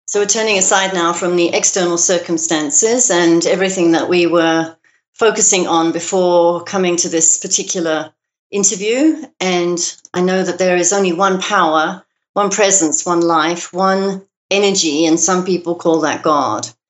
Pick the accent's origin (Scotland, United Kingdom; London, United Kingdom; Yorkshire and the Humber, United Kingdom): London, United Kingdom; now in United States; you can probably hear from my accent that I wasn't born in America. I was uh-huh. born in uh-huh. London, in Great Britain